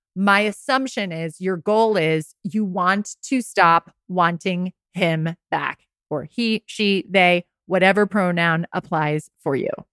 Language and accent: English; Rye, New York, United States; also born or lived in Westchester County; my hometown, Rags in Rye, New York